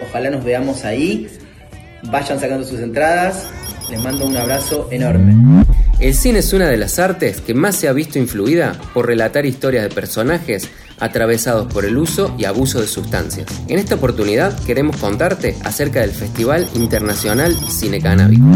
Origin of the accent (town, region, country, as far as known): Argentina